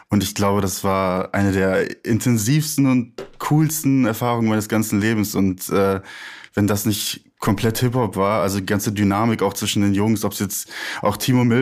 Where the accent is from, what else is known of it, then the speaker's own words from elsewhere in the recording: Ruhr area, North Rhine-Westphalia, Germany; ich bin ja auch im Ruhrgebiet aufgewachsen.